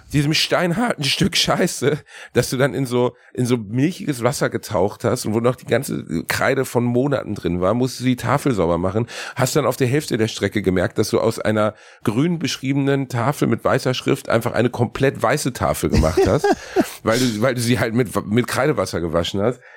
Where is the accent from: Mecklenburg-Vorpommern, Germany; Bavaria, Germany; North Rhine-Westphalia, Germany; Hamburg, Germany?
North Rhine-Westphalia, Germany; Gelsenkirchen; bei uns in Gelsenkirchen